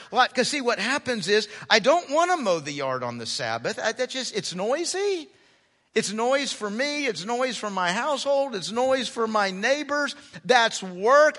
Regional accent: United States; I'm American. And as an American, I'm all about the individual.

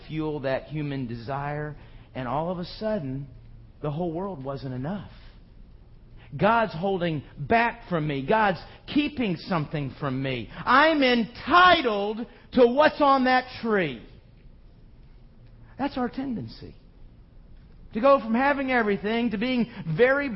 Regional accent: United States

